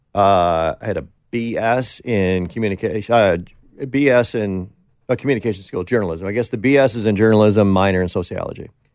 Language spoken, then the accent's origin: English; Green Bay, Wisconsin, United States; moved away as an adult; Green Bay, which is basically my hometown